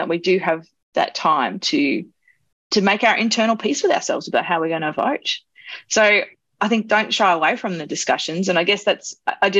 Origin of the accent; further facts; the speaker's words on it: Australia; an Australian, I was born here, but we're all immigrants somewhere in the background